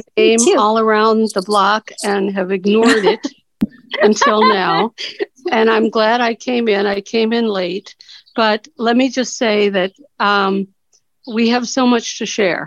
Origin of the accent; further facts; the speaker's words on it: Cincinnati, Ohio, United States; I'm from Cincinnati